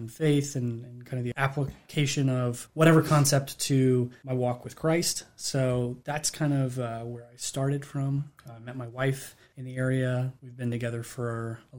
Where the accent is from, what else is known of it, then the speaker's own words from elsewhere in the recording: Harrisonburg, Virginia, United States; I grew up in Harrisonburg